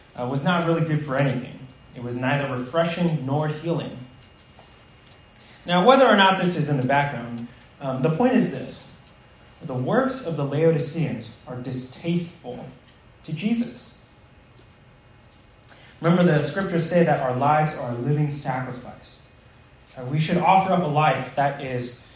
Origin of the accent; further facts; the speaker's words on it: United States; many of us Americans